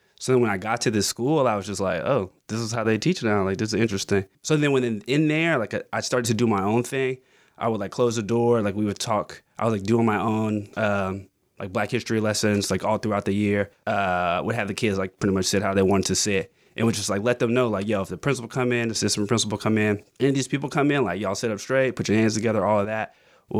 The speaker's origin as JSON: {"language": "English", "town": "Augusta", "region": "Georgia", "country": "United States", "tie": "born or raised there", "also_born_or_lived": "New York", "moved": "as an adult", "said": "I grew up in Augusta."}